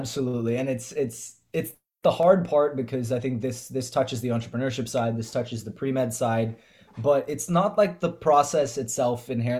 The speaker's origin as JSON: {"language": "English", "area": "Bay Area", "region": "California", "country": "United States", "tie": "born or raised there", "said": "I grew up in the Bay Area"}